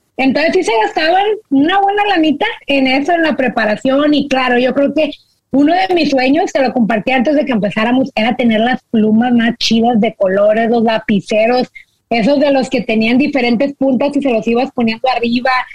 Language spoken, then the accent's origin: Spanish; Mexico; now in United States; nosotros que venimos de México